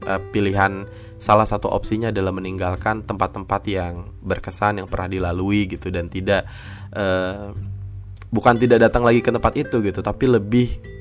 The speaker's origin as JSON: {"language": "Indonesian", "region": "Jakarta", "country": "Indonesia", "tie": "born or raised there", "said": "karena gue sejak kecil tidak ada di Sukabumi gitu kan jadi di Jakarta gitu"}